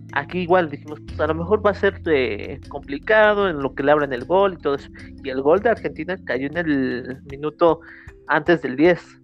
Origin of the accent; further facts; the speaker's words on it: Mexico; como mexicanos